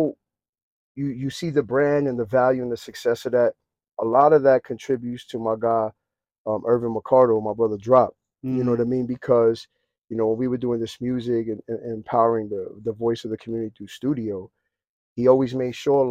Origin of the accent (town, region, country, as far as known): New York City, New York, United States